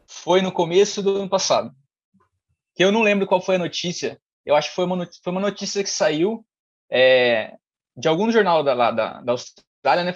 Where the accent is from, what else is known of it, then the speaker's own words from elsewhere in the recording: Mogi Guaçu, São Paulo, Brazil; sou de Mogi Guaçu, é uma cidade próxima de Campinas